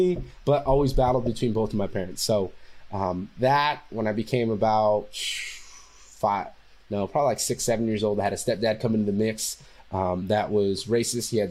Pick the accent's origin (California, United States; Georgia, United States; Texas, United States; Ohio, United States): California, United States; Fresno; moved away as an adult; also born or lived in San Diego; I'm from Fresno, California